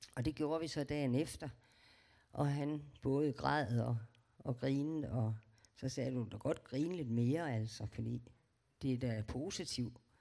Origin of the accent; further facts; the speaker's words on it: Aarhus, Central Denmark Region, Denmark; Jeg er født i Aarhus